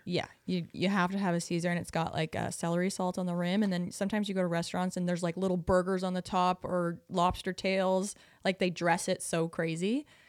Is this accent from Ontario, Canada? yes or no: no; Prince Edward Island, Canada; moved away; I'm from Prince Edward Island, which is a very small island